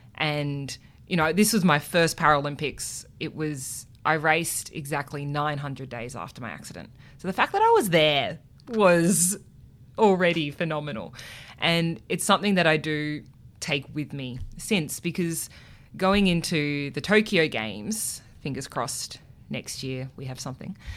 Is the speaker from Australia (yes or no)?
yes; Canberra, Australian Capital Territory, Australia; growing up in Canberra